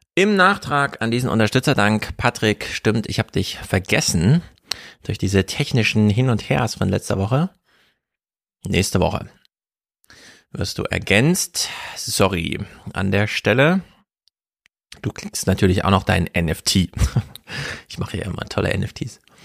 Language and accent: German; Jena, Thuringia, Germany; moved away; mit Grüßen aus Jena, meiner alten Heimat